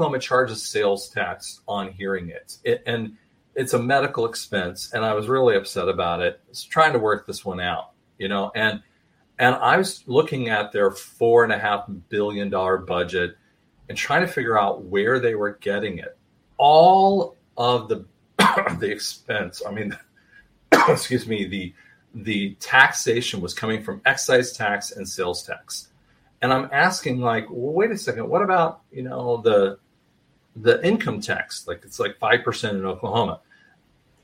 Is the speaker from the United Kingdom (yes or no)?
yes; England, United Kingdom; I'm an English guy